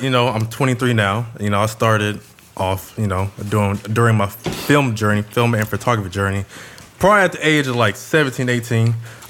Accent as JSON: {"language": "English", "town": "Carson", "region": "California", "country": "United States", "tie": "born or raised there", "also_born_or_lived": "Inglewood, California", "said": "I was born in Inglewood, but you know, I was raised in Carson."}